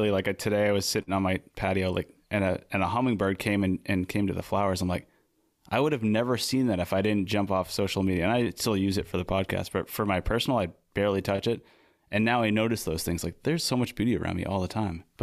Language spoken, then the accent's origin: English; New England, United States; We're all from New England, so I feel like the success you guys have had as a band, and I may be answering this question for you.